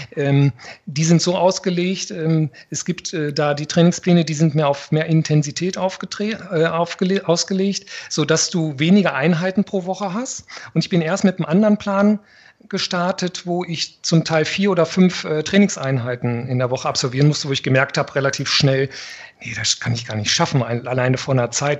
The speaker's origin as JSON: {"language": "German", "region": "Northern Germany", "country": "Germany", "said": "als Norddeutscher"}